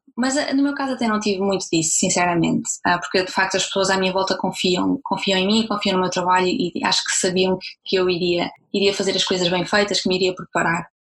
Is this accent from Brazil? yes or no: no; Braga, Norte, Portugal; moved away as an adult; also born or lived in Germany; eu estava a viver em Portugal, eu sou de Braga